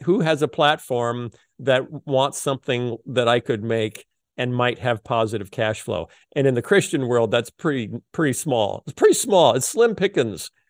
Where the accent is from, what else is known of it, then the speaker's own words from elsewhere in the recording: Muscatine, Iowa, United States; I was born in Muscatine, Iowa, at the Muscatine General Hospital.